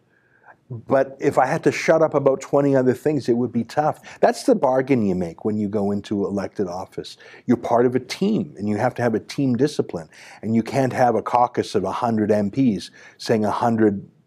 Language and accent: English; Canada; I'm a Canadian first and only. I only have one passport. Canada's my home